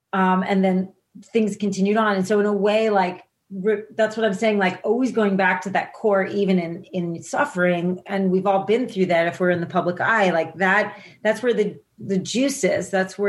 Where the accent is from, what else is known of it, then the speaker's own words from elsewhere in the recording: New Jersey, United States; People I grew up with in New Jersey thought it was government hype, thought they were making it up, you know?